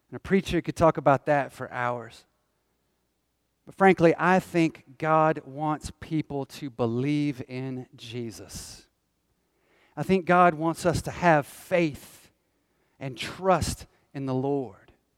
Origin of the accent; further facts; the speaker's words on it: Northwest Georgia, United States; I grew up in Northwest Georgia